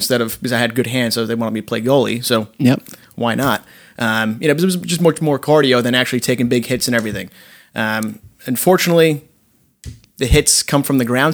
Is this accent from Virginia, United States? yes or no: no; Rutherford, New Jersey, United States; also born or lived in Maspeth, Queens, New York; I was born there, lived there for a year, moved over to Rutherford. From there, I lived in Rutherford my entire life